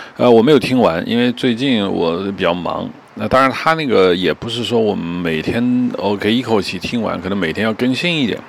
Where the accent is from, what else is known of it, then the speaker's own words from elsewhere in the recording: China; 我们中国人